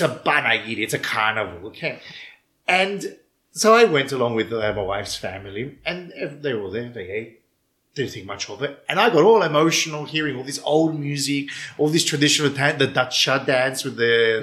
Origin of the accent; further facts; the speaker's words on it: Melbourne, Victoria, Australia; accent: Melbourneian ethnic accent; moved away as an adult; now in Cyprus; I grew up in Melbourne